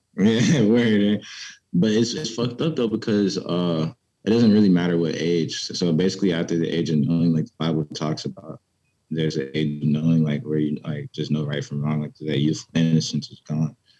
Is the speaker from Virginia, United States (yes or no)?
yes; Petersburg, Virginia, United States; also born or lived in Richmond, Virginia; i grew up in Petersburg, Virginia